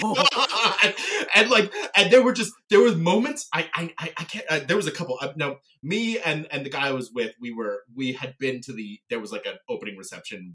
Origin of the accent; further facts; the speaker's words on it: Canada; I'm a Canadian theater actor